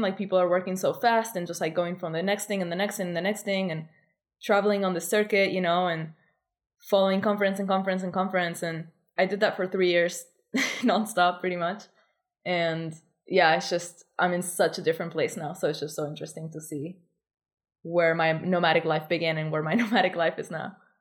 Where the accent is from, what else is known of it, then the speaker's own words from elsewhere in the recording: Argentina; now in Bali, Indonesia; I come from Argentina, which is a really complicated country